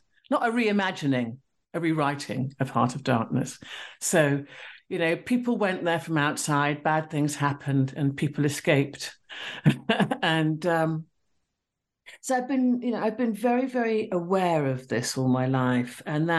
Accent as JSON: {"language": "English", "country": "Sierra Leone", "said": "the person who introduced me mentioned the fact that I was from Sierra Leone"}